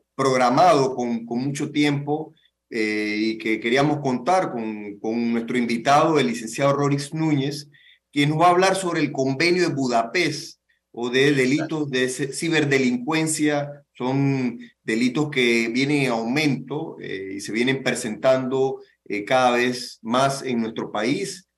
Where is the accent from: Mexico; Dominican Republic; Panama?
Panama; como panameños, como país